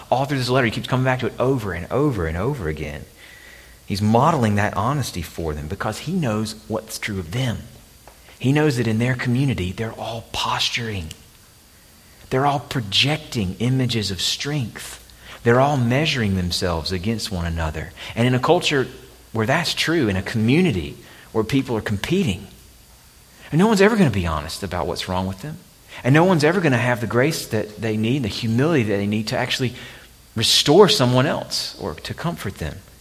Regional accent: Alabama, United States; moved away; my home state of Alabama

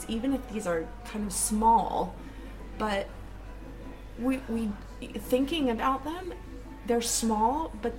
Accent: Florida, United States; I am from Florida.

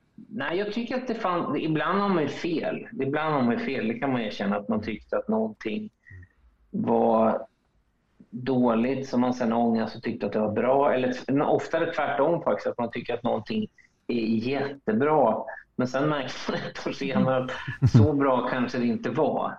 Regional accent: Linköping, Östergötland, Sweden; moved away; i Linköping, där jag kommer ifrån

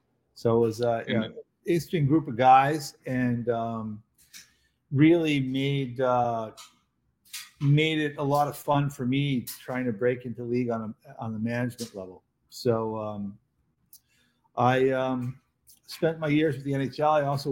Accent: Boston, Massachusetts, United States; I was born in Boston, grew up in Boston

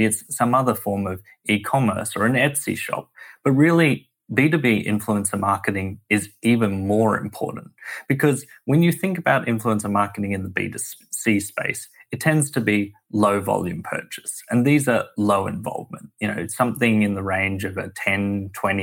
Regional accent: Sydney, New South Wales, Australia; moved away as an adult; now in United States; Sydney, Australia, where I'm from, as my accent belies

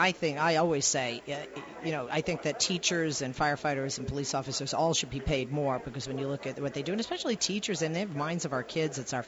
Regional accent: Boston, Massachusetts, United States; I grew up in the Boston area

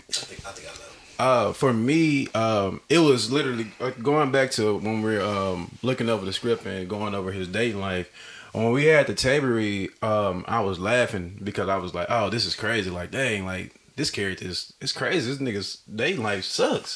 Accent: Arkansas, United States; moved away; I'm from Arkansas originally

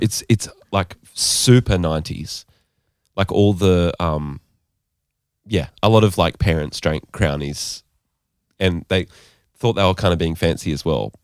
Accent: Gold Coast, Queensland, Australia; also born or lived in Aberdeen, Scotland; I grew up Bogan in some ways

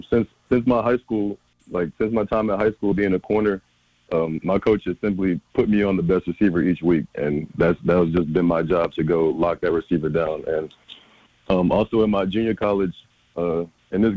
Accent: Concord, North Carolina, United States; I'm actually home in my hometown, Concord, North Carolina

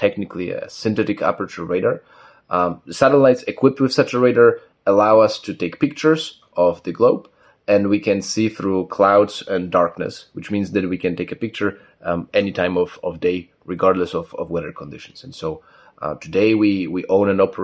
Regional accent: Katowice, Silesian Voivodeship, Poland; also born or lived in Warsaw; I was born in Katowice originally.

